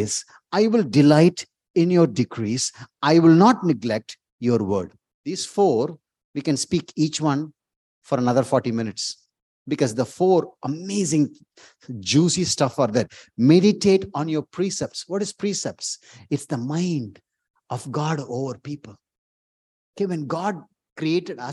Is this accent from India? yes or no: yes; India; moved away; from India